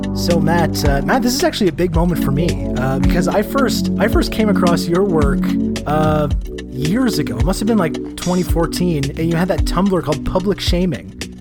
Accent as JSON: {"language": "English", "country": "Canada", "said": "as a Canadian person"}